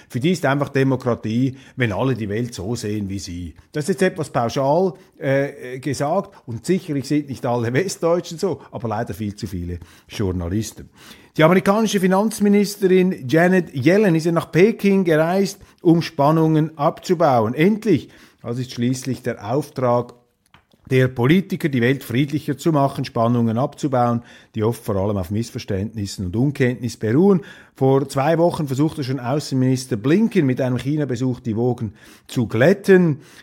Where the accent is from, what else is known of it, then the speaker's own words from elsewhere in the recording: Switzerland; wir Schweizer